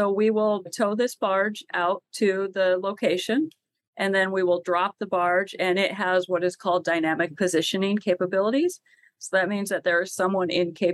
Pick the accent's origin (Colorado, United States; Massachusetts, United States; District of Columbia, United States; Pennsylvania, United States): Colorado, United States; moved away as an adult; also born or lived in New York City; I grew up in Colorado, a very landlocked state.